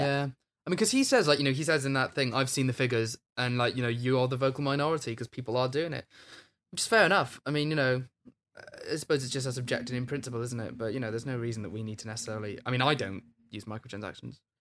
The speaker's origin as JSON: {"language": "English", "region": "Wales", "country": "United Kingdom", "tie": "born or raised there", "said": "When I was a kid, we had, like, dress up in traditional Welsh dress and stuff."}